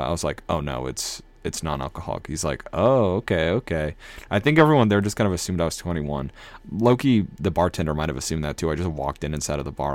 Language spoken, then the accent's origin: English; Minnesota, United States; also born or lived in New England; now in Massachusetts, United States; the Midwest vibes that I like and I, I grew up with in Minnesota